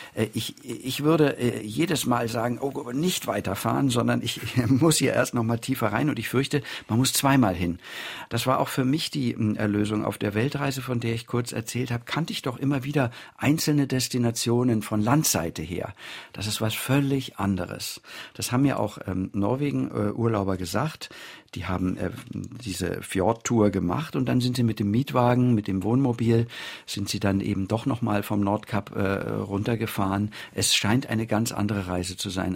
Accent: Germany

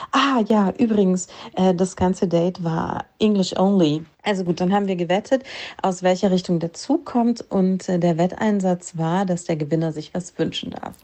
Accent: Germany; ich bin Deutsche

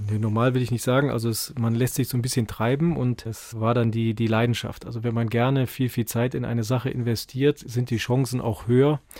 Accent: North Rhine-Westphalia, Germany; In meinem Heimatdorf waren 90 Gladbach-Fans, 9 Köln-Fans, 1 sonstige.

